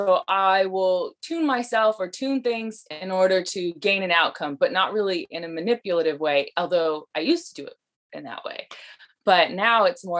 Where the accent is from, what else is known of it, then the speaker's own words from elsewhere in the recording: Las Vegas, Nevada, United States; now in Oregon, United States; I'm originally from Las Vegas, but we moved here to Oregon in like the early 2000s. So I've been in Oregon longer, but I usually go back to Vegas every year to visit.